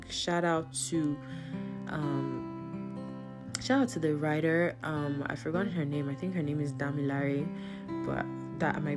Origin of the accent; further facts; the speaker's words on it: Nigeria; as a Nigerian